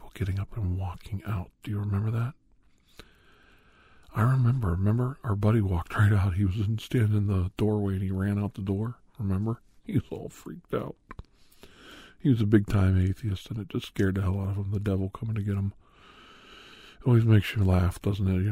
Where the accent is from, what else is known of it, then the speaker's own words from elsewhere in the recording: Ohio, United States; I grew up in Ohio